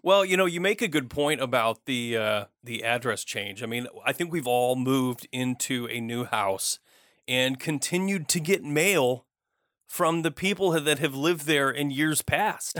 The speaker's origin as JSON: {"language": "English", "region": "Michigan", "country": "United States", "tie": "born or raised there", "moved": "yes", "said": "I grew up out of state. I grew up in Michigan."}